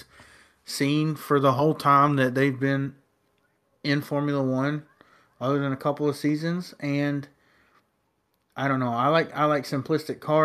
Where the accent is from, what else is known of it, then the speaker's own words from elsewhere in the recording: United States; I'm American